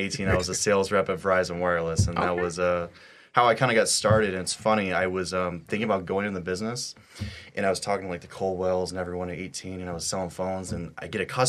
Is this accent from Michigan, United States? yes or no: yes; Oxford, Michigan, United States; also born or lived in Rochester, Michigan; now in Royal Oak, United States; I originally started in Rochester. So I was born and raised down in Oxford, Michigan. Moved out to the Rochester area at 18.